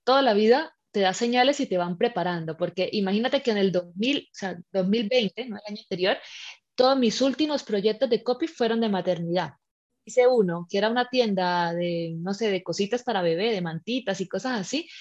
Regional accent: Colombia; moved away as an adult; also born or lived in Spain; now in Malta; yo soy colombiana, pero llevo ya ocho años viviendo fuera de mi país.

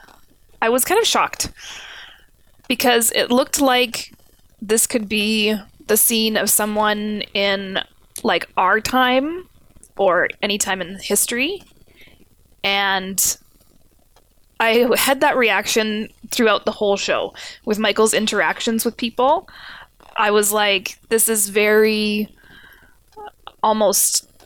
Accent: Canada; we're Canadian

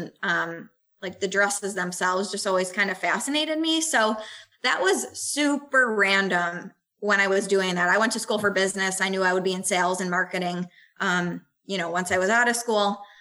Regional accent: Buffalo, New York, United States; moved away; I'm from Buffalo originally.

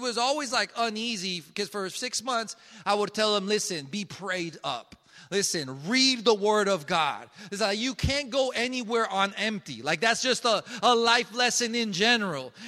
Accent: Colombia; now in Jackson, United States; I am from Colombia

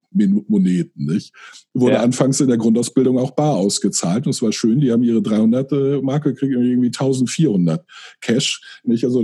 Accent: Friedberg, Germany; moved away as an adult; now in Hamburg, Germany; Ich bin dann ähm, für eine Lehre nach Hamburg gezogen. Äh, in meinen Augen zurückgezogen, obwohl ich da nie, bis dahin nie gelebt hatte, weil ich mich immer als Norddeutscher und al

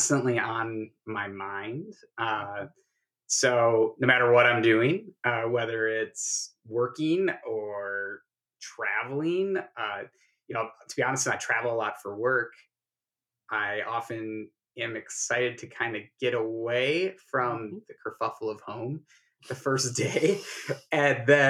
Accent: Minnesota, United States; moved away as an adult; now in Kansas City, United States; I'm originally from Minnesota, and we moved down to Kansas City about 12 years ago, 2010

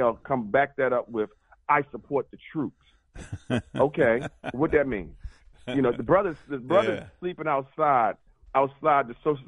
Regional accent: Baltimore, Maryland, United States; I'm from Baltimore, like you say.

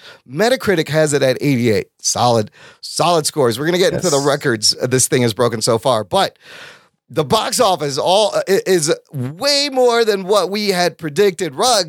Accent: Skokie, Illinois, United States; I grew up in Skokie.

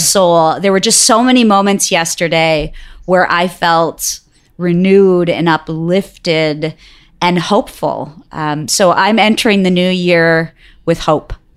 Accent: Detroit, Michigan, United States; also born or lived in Bangalore, India; I grew up in Detroit, and so it was in-state for me

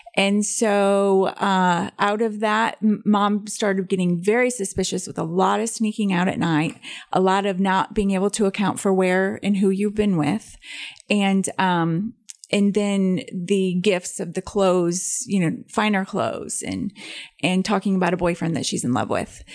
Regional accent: Belvidere, Illinois, United States; my hometown of Belvedere, Illinois

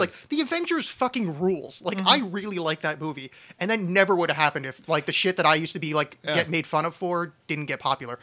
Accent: New Jersey, United States; now in Portland, United States; I'm from New Jersey

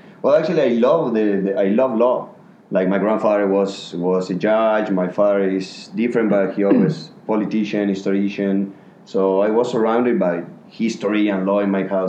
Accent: Córdoba, Argentina; English is a second language; moved away as an adult; also born or lived in Colorado, United States; now in Bangkok, Thailand; I come from Argentina.

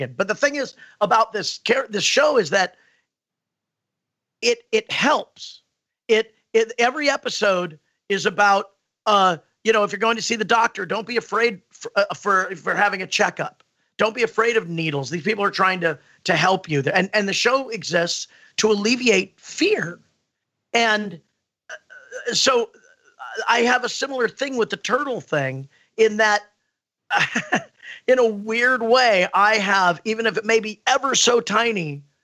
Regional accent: Los Angeles, California, United States; I'm from Los Angeles

